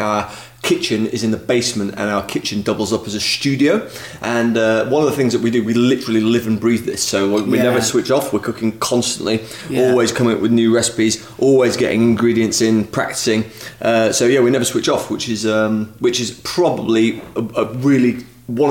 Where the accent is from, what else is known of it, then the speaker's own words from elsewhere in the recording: Sheffield, Yorkshire and the Humber, United Kingdom; so we both grew up in Sheffield, but my parents weren't from Sheffield